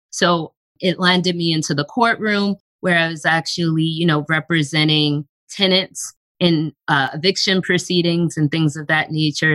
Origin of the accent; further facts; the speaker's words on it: Long Island, New York, United States; I grew up in New York on Long Island